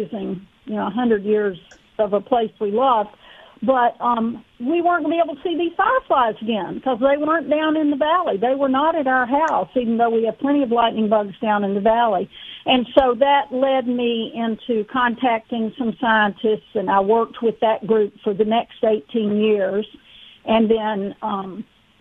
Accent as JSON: {"language": "English", "region": "East Tennessee", "country": "United States", "tie": "born or raised there", "said": "Like any southern girl, I grew up in East Tennessee, and I just grew up with lightning bugs is what we call them"}